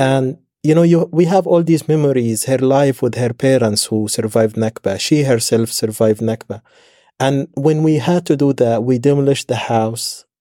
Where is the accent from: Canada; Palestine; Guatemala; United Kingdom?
Palestine; Nuseirat, Gaza Strip; the refugee camp where I grew up in Nusayrat